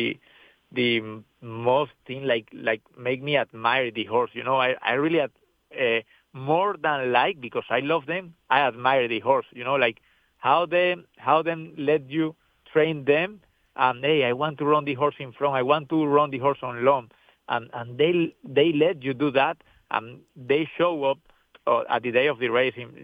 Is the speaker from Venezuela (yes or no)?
yes; Venezuela; English is a second language; moved away as an adult; now in United States; I'm very grateful to come from Venezuela. I spent my first years over there